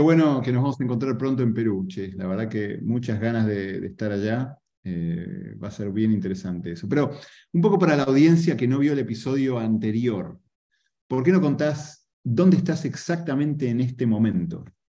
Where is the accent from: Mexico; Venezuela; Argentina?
Argentina; yo soy argentino